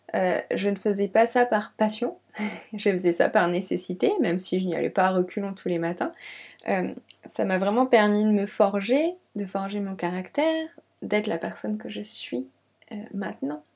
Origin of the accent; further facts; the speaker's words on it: Lyon, Auvergne-Rhône-Alpes, France; moved away as an adult; also born or lived in Champagne, near Reims; now in Reims area, France; Donc je suis née à Lyon. J'ai toujours habité dans la région Rhône-Alpes